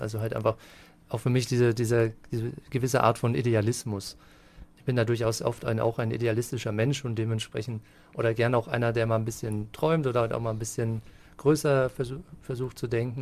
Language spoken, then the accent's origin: German; Wiesentheid, Bavaria, Germany; moved away as an adult; also born or lived in Würzburg / Erlangen / Munich; now in Fürth, Germany; eigentlich gebürtiger Unterfranke. Also in Würzburg geboren und in Wiesentheit aufgewachsen, in der schönen Mainschleife